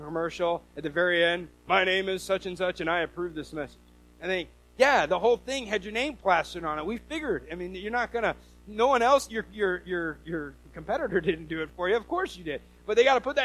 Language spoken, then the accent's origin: English; the Northwest, Pacific Northwest, United States; I'm from the Northwest and we don't have any kind of accent.